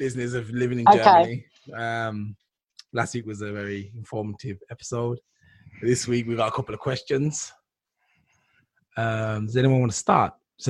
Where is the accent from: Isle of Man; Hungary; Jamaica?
Jamaica; The thing is, I'm Jamaican